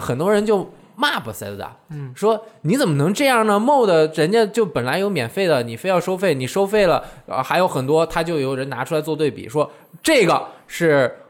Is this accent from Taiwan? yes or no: no; Russia; Chinese is a second language; 啊，我是俄罗斯人，我也我会加俄罗斯语的